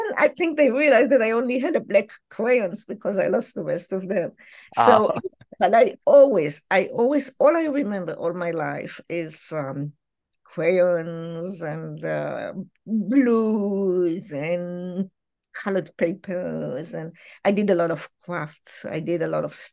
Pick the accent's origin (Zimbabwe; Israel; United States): Israel; moved away; I grew up in Israel